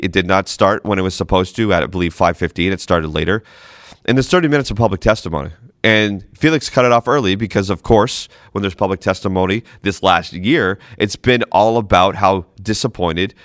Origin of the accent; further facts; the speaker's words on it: Boston, Massachusetts, United States; moved away; I'm from New England originally, Boston.